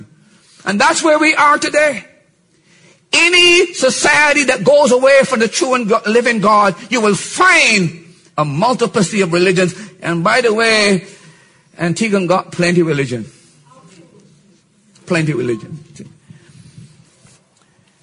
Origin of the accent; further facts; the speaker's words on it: Barbados; I'm from Barbados. 70% of our people are born out of wedlock.